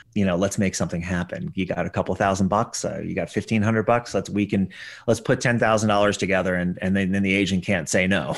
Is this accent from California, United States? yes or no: no; Paonia, Colorado, United States; my hometown series, which is Peonia